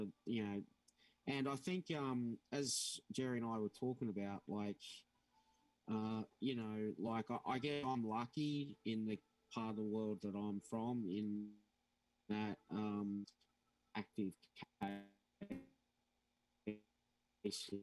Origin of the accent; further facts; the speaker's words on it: Australia; also born or lived in Gold Coast, Queensland; I'm from Australia